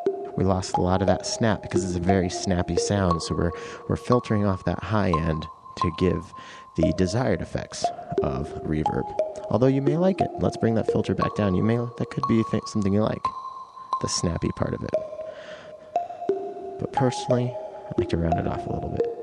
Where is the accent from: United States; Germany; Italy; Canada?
United States; Eastern Washington